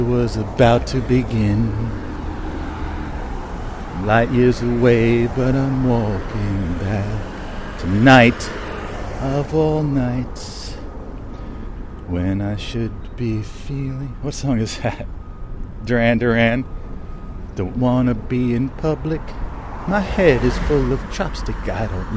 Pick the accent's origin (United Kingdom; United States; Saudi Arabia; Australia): United States; Bridgewater, New Jersey; the Bridgewater Commons Mall, which was much closer to where I grew up in Bridgewater